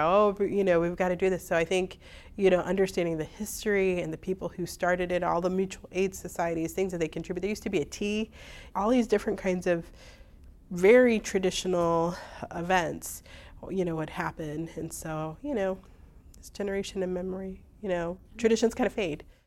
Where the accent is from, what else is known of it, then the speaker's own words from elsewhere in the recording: Hammond, Indiana, United States; also born or lived in East Chicago; living and growing up in Hammond